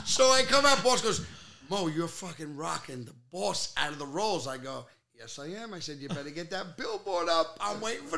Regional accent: New York City, New York, United States; moved away as an adult; now in Aberdeen, New Jersey, United States; I grew up at Bensonhurst on 13th Avenue

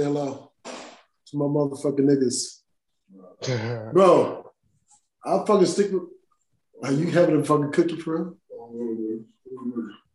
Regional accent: Chicago, Illinois, United States; I grew up in Chicago.

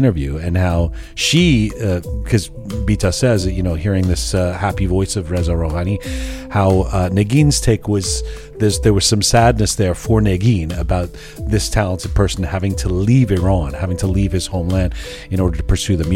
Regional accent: Canada; I'm Canadian

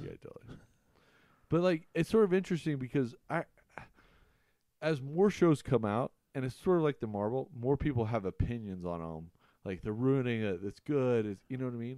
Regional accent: Amarillo, Texas, United States; born or raised there; also born or lived in Colorado; now in Erie, United States

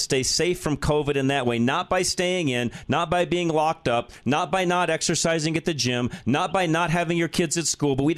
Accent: United States; as an American

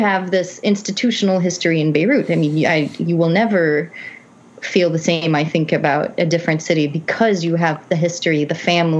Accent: Aleppo, Aleppo Governorate, Syria; moved away as an adult; now in New York, United States; I spent the first 18 years of my life in Halab, but my father had a passport when I was born. So I'm a natural born U.S. citizen.

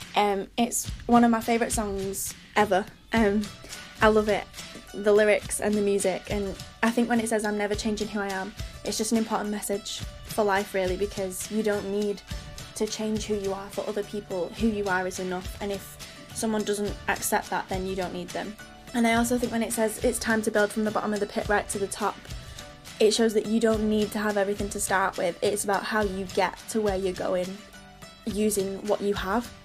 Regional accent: Manchester, North West England, United Kingdom; I'm eighteen and I'm from Manchester

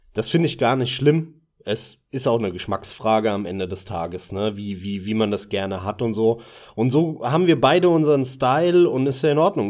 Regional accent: Hesse, Germany; moved away as an adult; also born or lived in Munich; bin ich aber wieder zurück in die Heimat, bin aus München weggezogen, bin dann halt wieder hier zurück in Hessen. Man hört das ja leicht an, an meiner Stimme

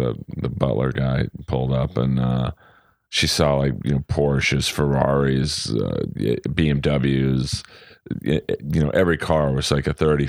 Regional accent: Los Angeles, California, United States; I grew up in Bel Air.

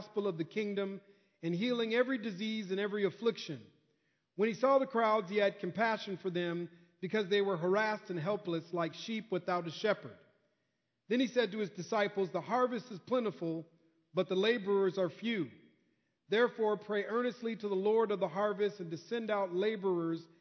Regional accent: Minnesota, United States; I'm from Minnesota, so I kind of know that Midwest Minnesota culture

